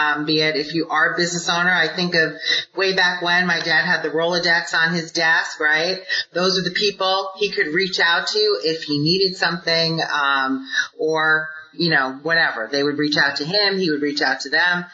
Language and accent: English; New York, United States; moved away as an adult; now in Arizona, United States; I'm originally a New Yorker